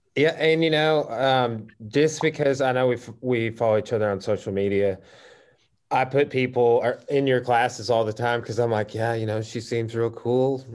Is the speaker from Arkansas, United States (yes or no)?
yes; Clarksville, Arkansas, United States; I grew up in Clarksville, so just just down the road from Russellville